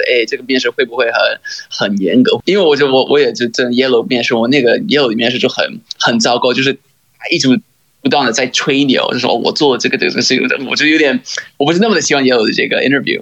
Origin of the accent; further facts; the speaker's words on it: Missouri, United States; Chinese is a second language; moved away; 哈佛一面试的时候就在，呃，密苏里州，就是在 Missouri